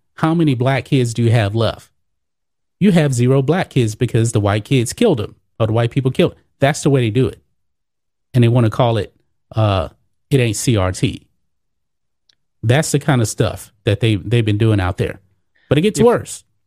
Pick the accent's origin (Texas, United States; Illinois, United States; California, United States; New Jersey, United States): Texas, United States; Beaumont; I'm from Beaumont, Texas